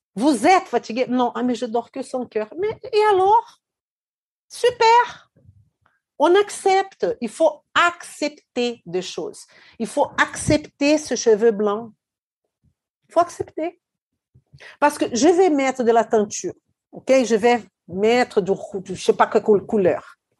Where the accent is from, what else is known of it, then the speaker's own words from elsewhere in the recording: Belo Horizonte, Minas Gerais, Brazil; moved away; Belo Horizonte, ma ville natale au Brésil